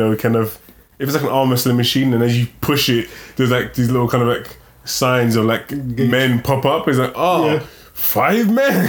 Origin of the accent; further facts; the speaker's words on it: England, United Kingdom; I'm from England, and that was a terrible Cockney accent.